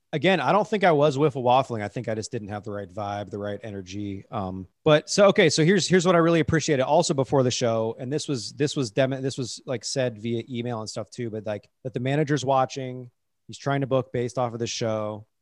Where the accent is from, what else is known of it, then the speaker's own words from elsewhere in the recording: Cincinnati, Ohio, United States; moved away; I was from Cincinnati.